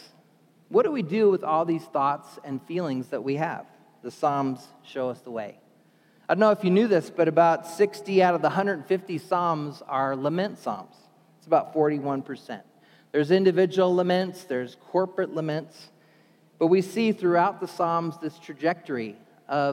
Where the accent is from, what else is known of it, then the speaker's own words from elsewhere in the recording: New Jersey, United States; moved away; I was born in Jersey, New Jersey